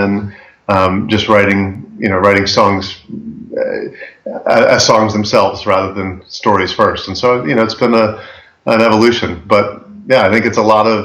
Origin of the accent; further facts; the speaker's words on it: Chicago, Illinois, United States; now in Concord, United States; I grew up in the Chicago area